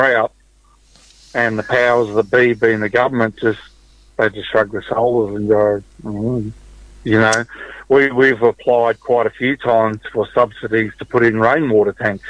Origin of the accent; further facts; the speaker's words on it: Brisbane, Queensland, Australia; also born or lived in Mary Kathleen, Queensland; my parents, we moved down from Mary Kathleen, a little town outside of Mount Isa that no longer exists, and come down to Brisbane in the early 70s